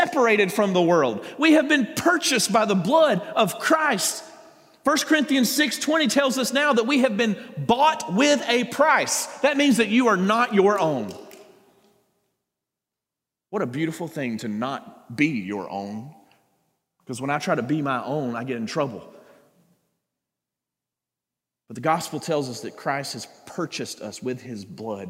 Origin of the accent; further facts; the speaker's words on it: South Georgia, United States; I'm from South Georgia. It doesn't get much more south than that, okay? I grew, born and raised.